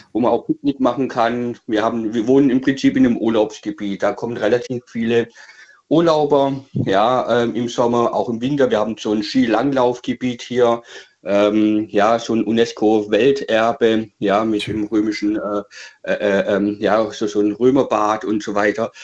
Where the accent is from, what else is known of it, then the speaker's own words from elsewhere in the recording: Swabia, Baden-Württemberg, Germany; moved away as an adult; now in Hesse, Germany; ich komme wirklich aus dem Schwäbischen, ja, aus Baden-Württemberg, hier ins Hessische